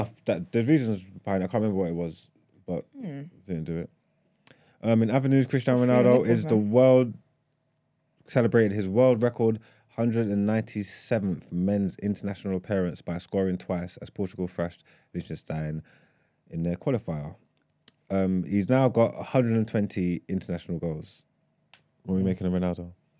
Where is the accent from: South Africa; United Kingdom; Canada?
United Kingdom; England; But as we're English, I would say that England beat Italy 2-1.